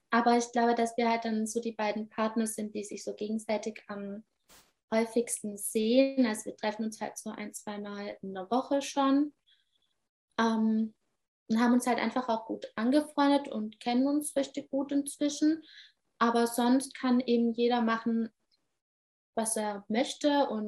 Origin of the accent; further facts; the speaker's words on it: Baden-Württemberg, Germany; Aber ich komme eben ursprünglich aus Baden-Württemberg, so vom Land.